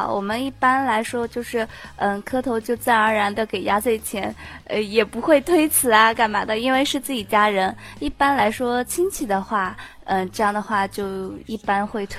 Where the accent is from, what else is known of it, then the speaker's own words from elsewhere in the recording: Anhui, China; 我们家是在安徽，离云良其实挺近的。